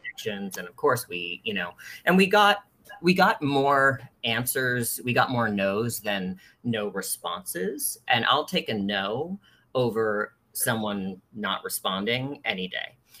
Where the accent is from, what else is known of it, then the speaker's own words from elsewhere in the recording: East Coast, United States; moved away as an adult; now in San Francisco, United States; I'm originally from the East Coast, and uh, but I've lived in San Francisco for nearly 20 years